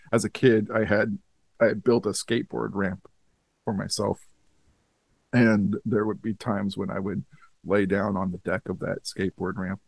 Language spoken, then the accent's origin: English; United States; I'm a American mutt